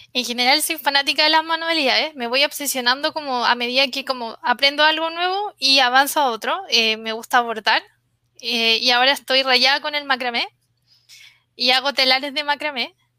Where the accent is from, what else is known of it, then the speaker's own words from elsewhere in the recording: Santiago, Santiago Metropolitan Region, Chile; Soy de, de Santiago, mi familia es del norte, de Antofagasta, que es como una de las ciudades donde están las minas de cobre